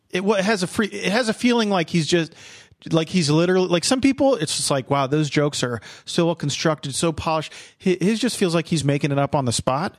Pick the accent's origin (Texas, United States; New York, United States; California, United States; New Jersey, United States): New Jersey, United States; I was born and raised in, in New Jersey